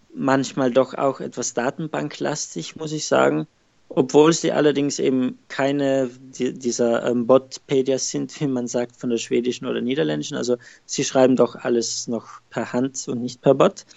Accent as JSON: {"language": "German", "area": "South Tyrol", "region": "Trentino-Alto Adige", "country": "Italy", "moved": "as an adult", "lives_now": "Rotterdam, Netherlands", "said": "ich komme aus Südtirol"}